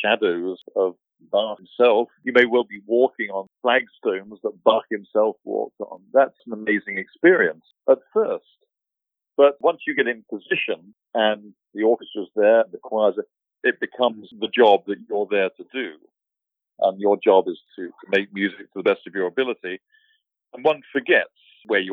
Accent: Wooburn Green, South East England, United Kingdom; moved away; being British, you know, my local church in Woburn Green in Buckinghamshire is a 12th century church. So you can go in there, and, you know, which I did, sang in the choir there.

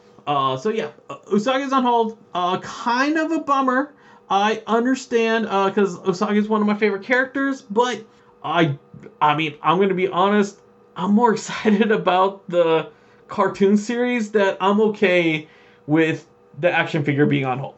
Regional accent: Canada; We're from Canada

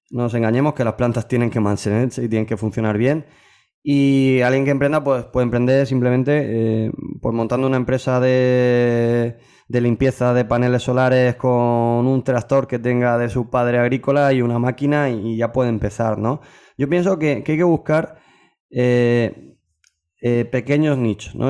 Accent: Region of Murcia, Spain; somos murcianos

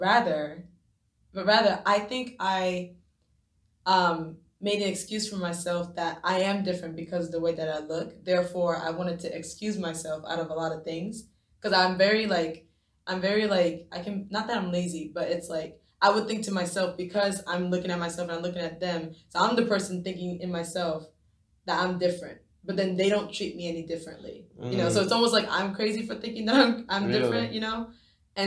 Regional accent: Japan; moved away; also born or lived in United States; I identify myself as an American born and raised in Japan

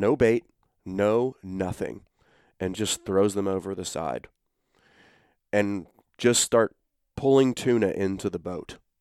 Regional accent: Baton Rouge, Louisiana, United States; I'm from Baton Rouge

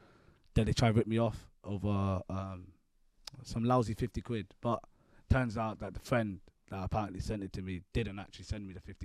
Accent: London, United Kingdom; if I would have said I'm from London, I would have had to state where I'm from

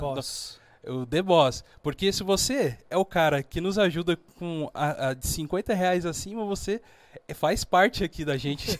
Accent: São Paulo, Brazil; also born or lived in Minas Gerais; Cheguei em São Paulo. É, eu na, sou nascido em Minas

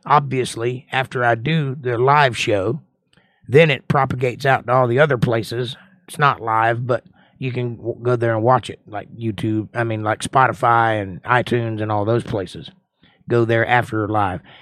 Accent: United States; I'm an American

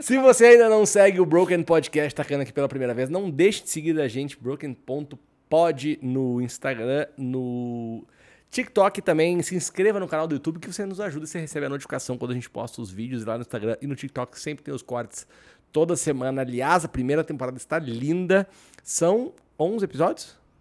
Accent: Rio Grande do Sul, Brazil; Eu sou do Rio Grande do Sul

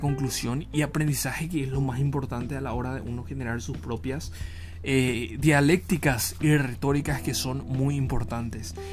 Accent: Ciudad del Este, Alto Paraná, Paraguay; yo soy de Ciudad del Este.

